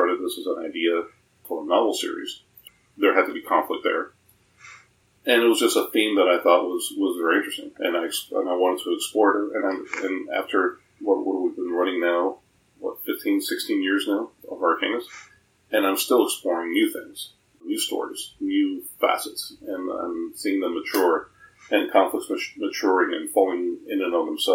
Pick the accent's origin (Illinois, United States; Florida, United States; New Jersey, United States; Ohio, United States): Florida, United States; Miami; we're from Miami, Florida